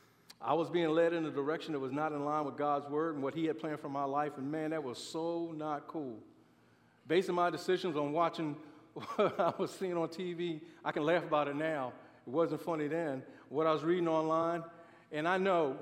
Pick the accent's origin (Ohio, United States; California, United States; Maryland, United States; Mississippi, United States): Maryland, United States; Baltimore; I grew up in Baltimore, Maryland